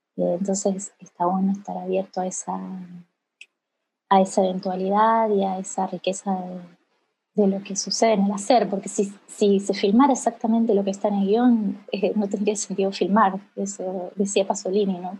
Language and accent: Spanish; Casilda, Santa Fe, Argentina; soy de Casilda, una ciudad chica, chiquita de, la provincia de Santa Fe, al sur de Santa Fe